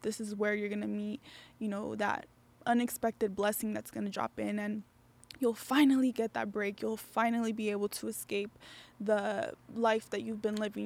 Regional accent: Las Vegas, Nevada, United States; I'm from Vegas

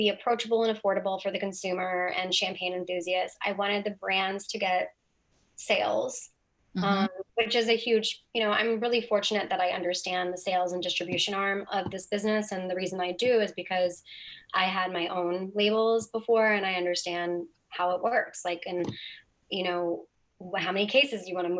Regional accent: Hawaii, United States; moved away; Hawaii, my home state

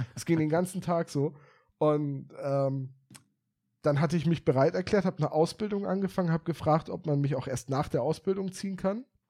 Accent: Bremen, Germany; also born or lived in Oldenburg; meine Heimat war, auf Bremen.

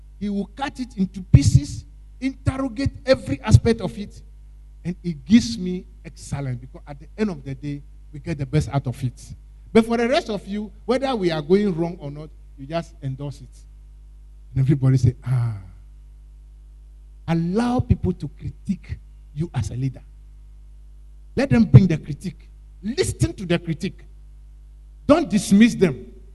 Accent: Ghana; I'm Ghanaian

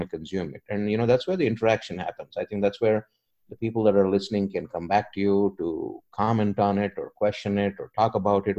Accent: India; moved away; I'm an immigrant. You know, I came from India

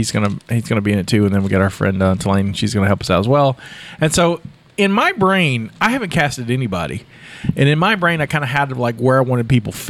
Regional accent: Texas, United States; accent: southern; I'm from Texas. I only have a southern accent.

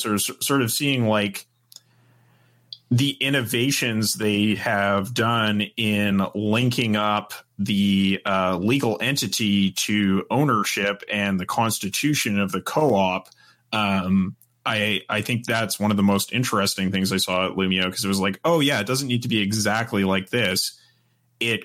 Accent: Canada; for me as a Canadian coming

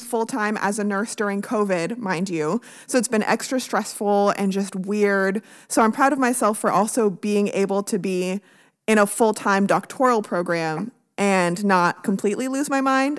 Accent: Canada; now in United States; I'm Canadian

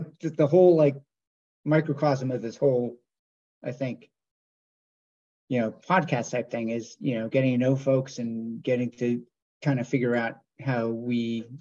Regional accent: Westwood, Massachusetts, United States; moved away as an adult; now in West Hartford, United States; I grew up in Westwood, Massachusetts, where I went to high school with Chris Hart and Jerry.

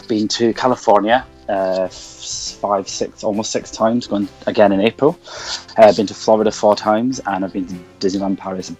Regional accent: Isle of Man; also born or lived in Scotland; now in Manchester, United Kingdom; Manchester, but wasn't born here, which is why I don't have a very Mancunian accent. I was born in Scotland, grew up in the Isle of Man, and then found myself in good old England.

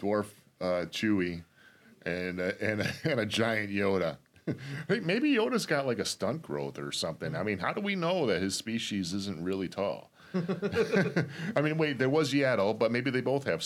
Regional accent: Detroit, Michigan, United States; born or raised there

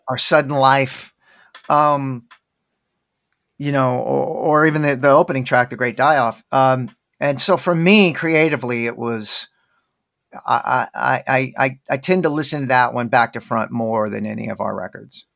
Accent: Dallas, Texas, United States; now in Austin, United States; I'm from Dallas, where there's, oddly enough, a huge Indian population

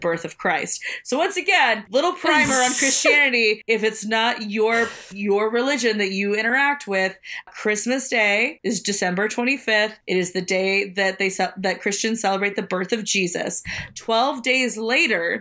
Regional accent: New Orleans, Louisiana, United States; moved away; I was born just outside of New Orleans in like a little bayou town, right on Lake Pontchartrain

